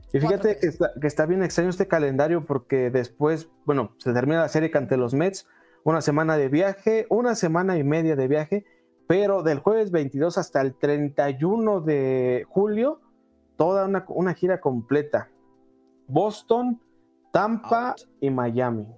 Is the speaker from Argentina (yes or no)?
no; Mexico; como mexicanos